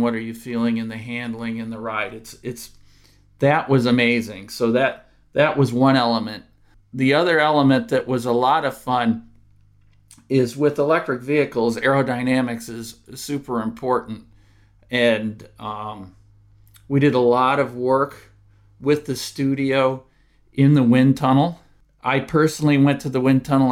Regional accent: Dearborn Heights, Michigan, United States; I'm actually from Dearborn, Dearborn Heights originally

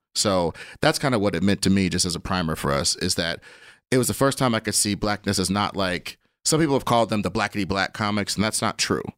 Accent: Kansas City, Missouri, United States; I am from Kansas City

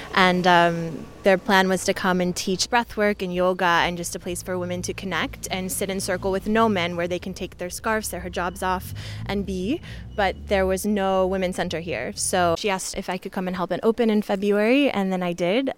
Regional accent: New York, United States; I'm from New York

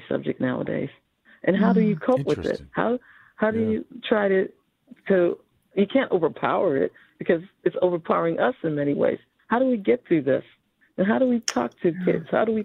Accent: Trinidad & Tobago; So people think, oh, you're French. You're from Haiti. No, I'm from Trinidad.

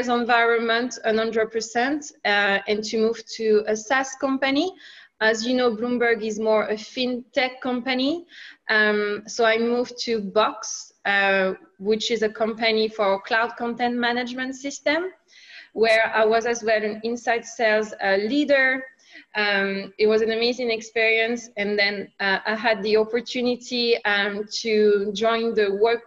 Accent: France; accent: French; English is a second language; moved away as an adult; also born or lived in England / Finland / Sydney, Australia / London; I have a French accent. I'm originally from France.

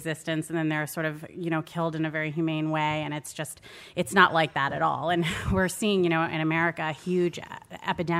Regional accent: Maryland, United States; I'm from Maryland, and I've seen firsthand the pollution of the Chesapeake Bay

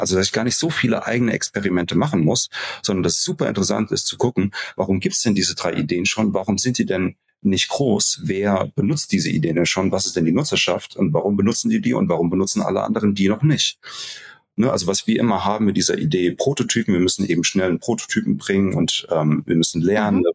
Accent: Hesse, Germany; bei uns in Hessen hieß das Kirmes

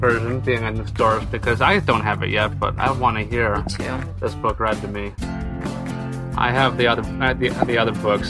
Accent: United States; I'm Joe American here.

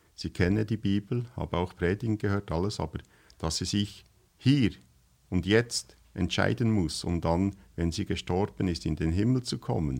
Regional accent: Switzerland; das, was wir jetzt hier sprechen, ist ja für euch eigentlich Schweizerdeutsch, aber für uns ist das eigentlich eine Fremdsprache.

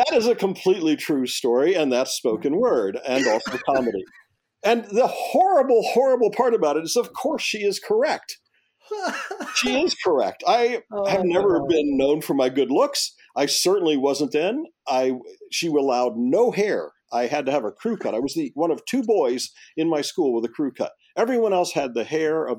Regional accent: Florida, United States; Ninth grade, where I grew up in Florida, was still middle school.

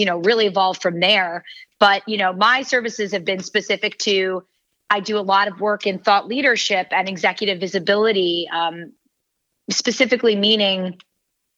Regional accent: New Jersey, United States; I come from a sailing family. I'm from New Jersey

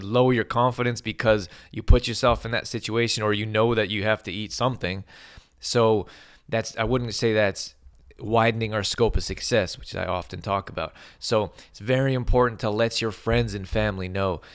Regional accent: Calgary, Alberta, Canada; I grew up in Al-, Calgary, Alberta

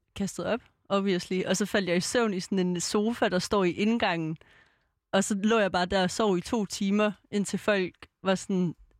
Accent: Aarhus, Central Denmark Region, Denmark; now in Copenhagen, Denmark; Det har jeg jo også her i København, og jeg er jo fra Aarhus

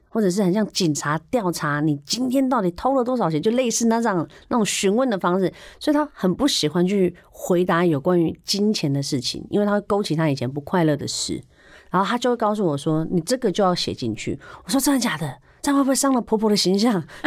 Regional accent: Chiayi, Chiayi County, Taiwan; also born or lived in Kaohsiung; now in Taipei, Taiwan; 我是高雄出生嘉义长大，那我小时候也是单亲家庭

